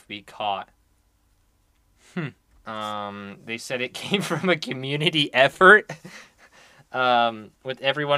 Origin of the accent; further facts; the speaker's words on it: United States; I'm an American